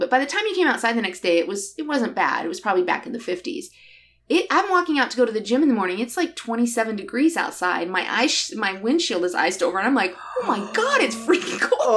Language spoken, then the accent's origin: English; near South Bend, southern Michigan, United States; moved away; I grew up down here